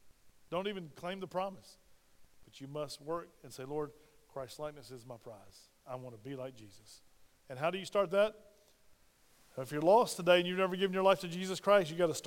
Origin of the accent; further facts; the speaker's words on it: Spartanburg, South Carolina, United States; moved away; my hometown of Spartanburg, South Carolina